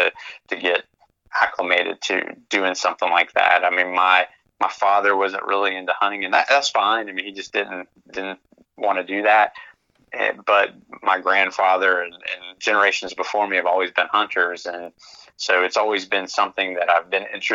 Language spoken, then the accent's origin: English; Central Florida, United States; moved away as an adult; now in Lexington, United States; I'm originally from Central Florida